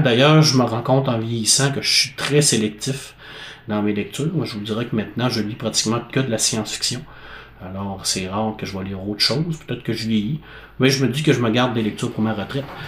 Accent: La Baie, Quebec, Canada; ma ville natale qui est la baie

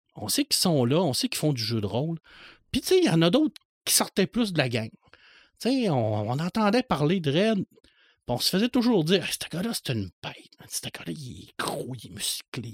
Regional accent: Saguenay, Quebec, Canada; moved away as an adult; now in Rivière-du-Loup, Canada; Je suis natif de Ville-de-l'Abbé, je suis un gars du Saguenay.

